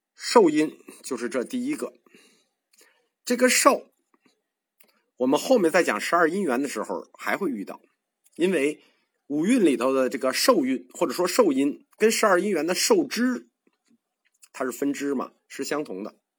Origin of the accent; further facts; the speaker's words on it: China; 我们中国人